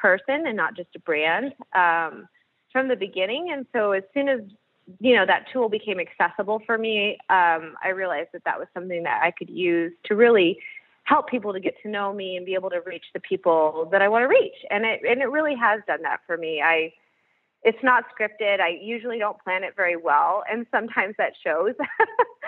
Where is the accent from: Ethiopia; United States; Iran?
United States; Salem, Oregon; the space became available in my hometown, the place that I grew up